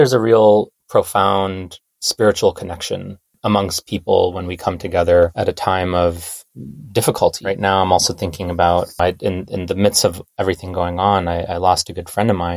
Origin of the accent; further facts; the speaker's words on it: India; now in United States; I'm an immigrant from India myself